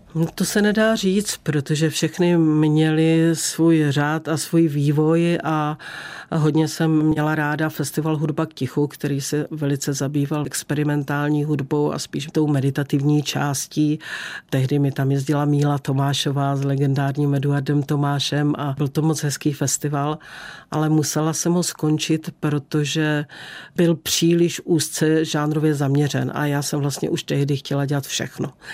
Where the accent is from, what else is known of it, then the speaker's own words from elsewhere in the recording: Beskids, Czechia; jak jsem jako dítě v Beskydech ráda sedávala na jedné borovici a tam jsem si vždycky snila